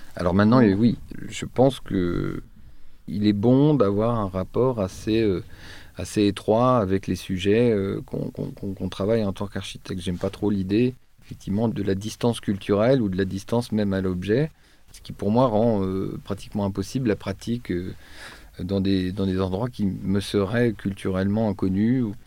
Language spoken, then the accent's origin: French; Troyes, Grand Est, France; moved away; je suis originaire de Troyes